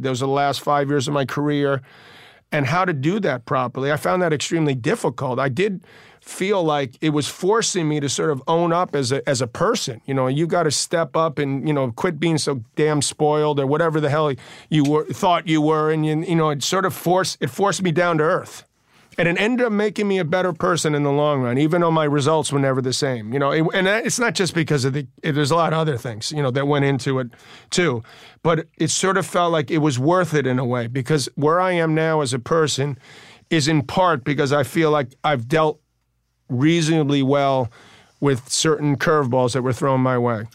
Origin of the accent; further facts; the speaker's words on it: New York City, New York, United States; we're both from Queens